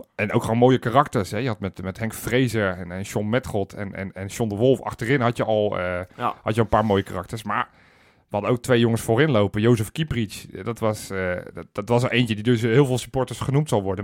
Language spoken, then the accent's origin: Dutch; Netherlands; ik ben wel Nederlander